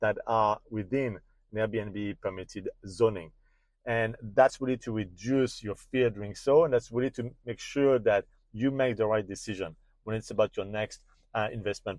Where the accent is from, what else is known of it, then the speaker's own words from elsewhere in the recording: France; accent: French; You will recognize my French accent